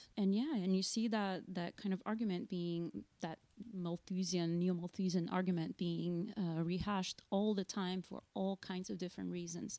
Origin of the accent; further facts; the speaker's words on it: Rio de Janeiro, Brazil; moved away; So I'm from Rio, from the northern part of the city, not the one that appears in the postcards, not close to the beach. And growing up in Rio, studying in public schools in Rio